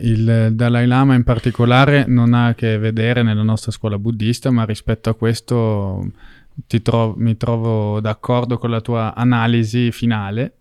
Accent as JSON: {"language": "Italian", "country": "Italy", "said": "ero italiano e che quindi nel mio paese"}